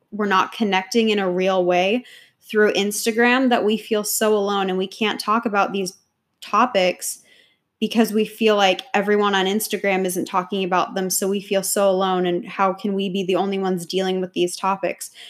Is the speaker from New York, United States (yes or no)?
yes; New York, United States; now in Austin, United States; I'm originally from New York